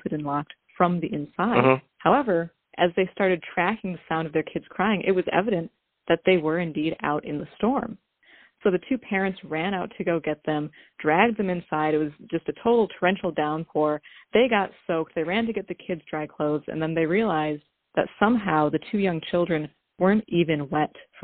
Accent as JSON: {"language": "English", "region": "central Wisconsin", "country": "United States", "tie": "born or raised there", "said": "I grew up in Wisconsin"}